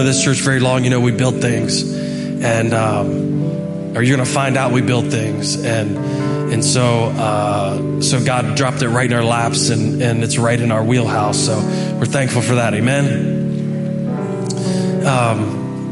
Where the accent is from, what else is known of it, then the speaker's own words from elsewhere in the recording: United States; we as American Christians